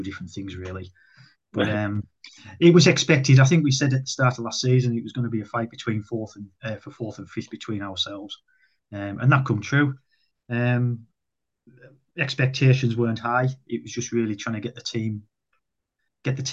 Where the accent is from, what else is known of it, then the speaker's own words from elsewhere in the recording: United Kingdom; now in North West England, United Kingdom; I'm English